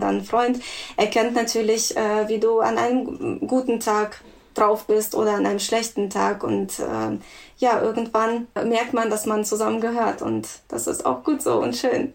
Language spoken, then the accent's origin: German; Russia; now in Germany; ich komme ursprünglich aus Russland. Ich bin in Russland geboren